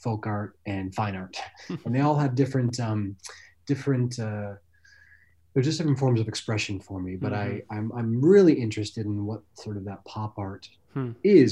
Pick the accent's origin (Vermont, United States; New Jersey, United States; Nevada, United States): Vermont, United States; moved away as an adult; also born or lived in Baltimore; I grew up in Vermont and I loved jumping in lakes and rivers